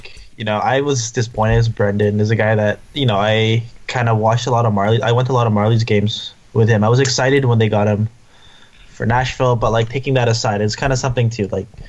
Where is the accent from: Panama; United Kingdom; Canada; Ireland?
Canada; we're Canadian.